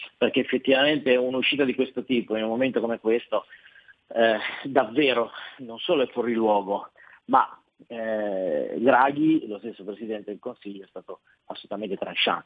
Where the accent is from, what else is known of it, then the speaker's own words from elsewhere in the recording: Loano, Liguria, Italy; da noi a Loano